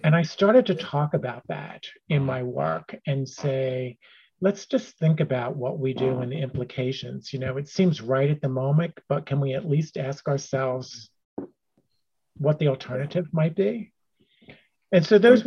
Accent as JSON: {"language": "English", "area": "Cheltenham Township", "region": "Pennsylvania", "country": "United States", "tie": "born or raised there", "also_born_or_lived": "Philadelphia", "said": "I too was born in Philadelphia at a hospital that no longer exists. Uh, but I was raised as the third generation to live and be raised in Cheltenham Township."}